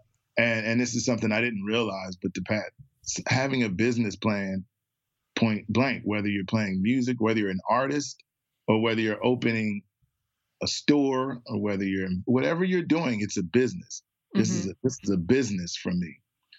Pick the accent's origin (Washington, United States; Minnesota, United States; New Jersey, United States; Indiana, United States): New Jersey, United States; Trenton; if you call some of my friends that I grew up with in Trenton, they all would say, I remember you banging on the piano.